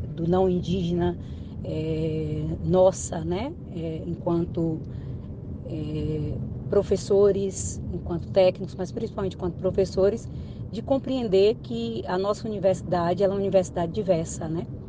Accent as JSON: {"language": "Portuguese", "town": "Indianópolis", "region": "Tocantins", "country": "Brazil", "tie": "born or raised there", "said": "eu nasci em Indianópolis, Tocantins, na época era Goiás"}